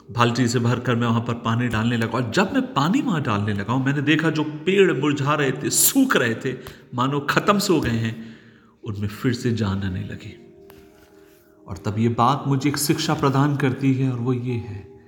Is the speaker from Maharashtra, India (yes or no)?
yes; Nagpur, Maharashtra, India; moved away as an adult; now in Pathankot, India; मैं शहर का रहने वाला हूँ नागपुर शहर में महाराष्ट्र में बड़ा पला हूँ